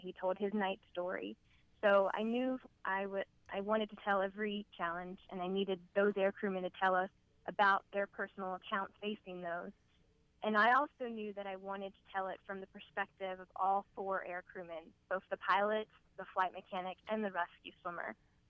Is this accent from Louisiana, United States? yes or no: yes; New Orleans, Louisiana, United States; We are actually from New Orleans as well.